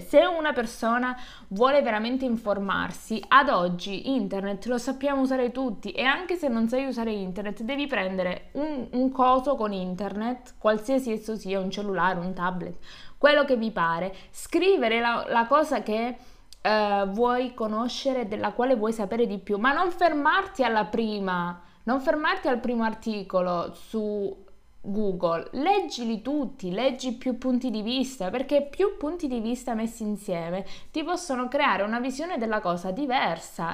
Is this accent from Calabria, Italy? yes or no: yes; Calabria, Italy; moved away; sono tornata giù, in Calabria, in un paesino sperduto dove nel mio paese e nel paese che fa provincia, perché il mio è un comune piccolo